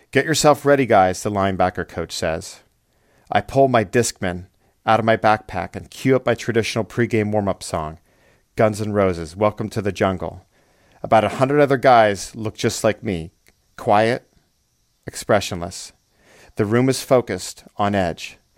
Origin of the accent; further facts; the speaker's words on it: Erie, Pennsylvania, United States; Growing up, I kicked for hours at a nearby dirt field in my hometown of Erie, Pennsylvania, until the sun went down.